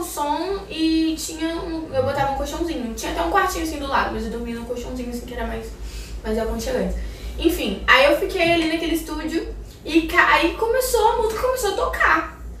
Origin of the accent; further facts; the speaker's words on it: Campos dos Goytacazes, Rio de Janeiro, Brazil; moved away; lá na minha cidade, que eu sou do interior do Rio, eu morava em Campos dos Goitacazes.